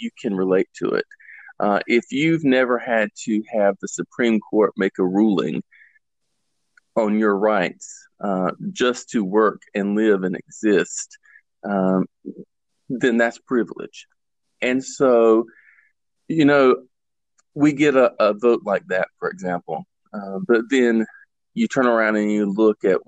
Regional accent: the South, United States; I was born and raised here in the South.

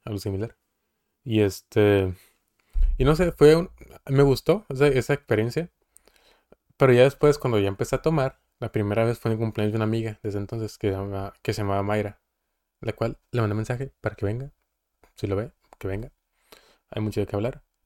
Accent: Coahuila, Mexico; now in Mexicali, Mexico; de Coahuila, pero vivo en Mexicali

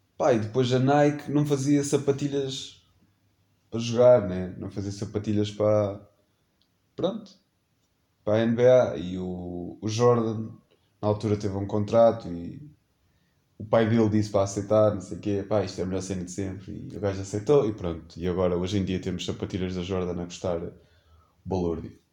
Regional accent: Portugal; nascido e criado em Macedo, né? Nascido não, que eu não nasci em Macedo, mas minha vida toda, quase, morei em Macedo.

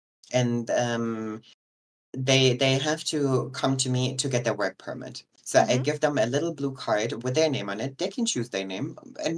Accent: Germany; English is a second language; I'm 30 years old. I'm from Germany, born and raised here.

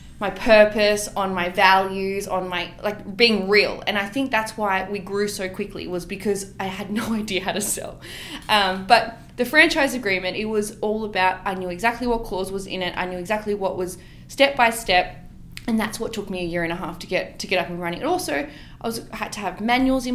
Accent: Western Sydney, New South Wales, Australia; I grew up in the West

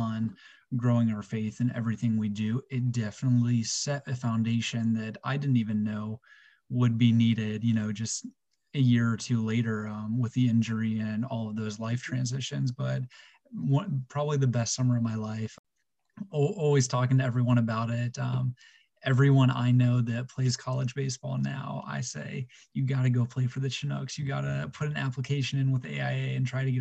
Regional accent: Midwest, United States; being a Midwest guy

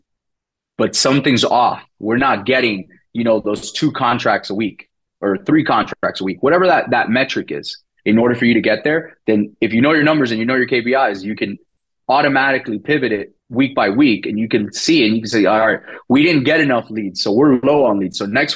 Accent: Miami, Florida, United States; first language Spanish; English is a second language; now in Fort Lauderdale, United States; I'm born and raised in Miami. I live in Fort Lauderdale now.

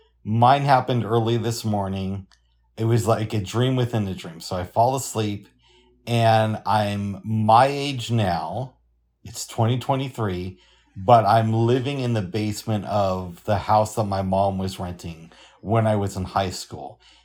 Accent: the South, United States; accent: southern; They're watching down on us from heaven and they like my southern accent.

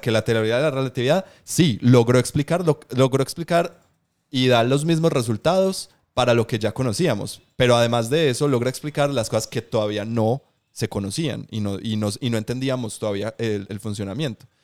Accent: Medellín, Antioquia, Colombia; yo soy de aquí, de Colombia, de Medellín

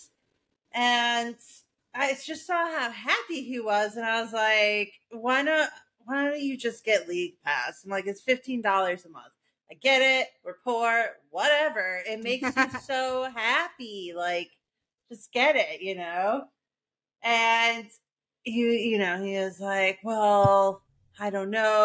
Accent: Chicago, Illinois, United States; moved away; We're two broads from Chicago

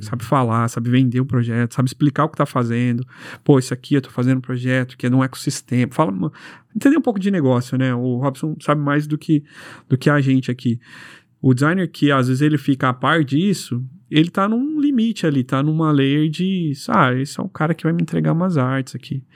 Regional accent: Londrina, Paraná, Brazil; A gente é de Londrina

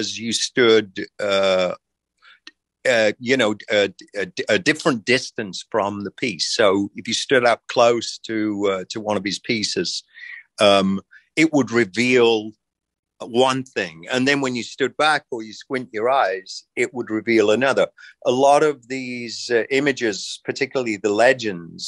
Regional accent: England, United Kingdom; now in United States; my experience growing up in England

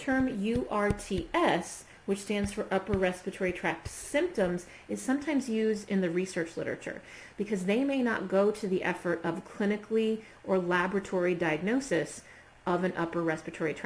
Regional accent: Norwalk, Ohio, United States; my hometown here in Ohio, Norwalk

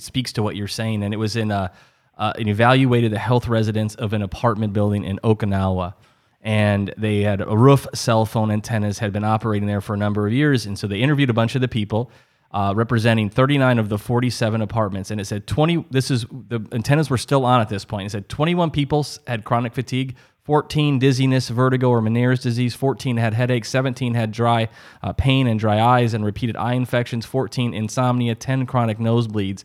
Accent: South Dakota, United States; I grew up in South Dakota where there's a lot of tornadoes

